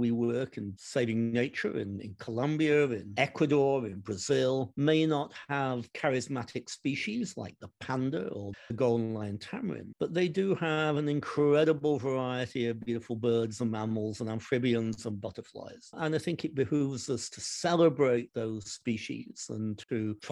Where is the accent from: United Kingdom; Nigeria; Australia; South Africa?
United Kingdom; Derby, East Midlands; now in United States; my hometown of Derby in the United Kingdom